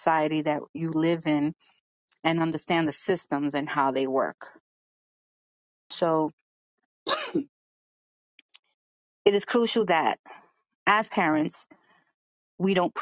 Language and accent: English; New York City, New York, United States; accent: Brooklyn/New York; people will know where I'm from because of my accent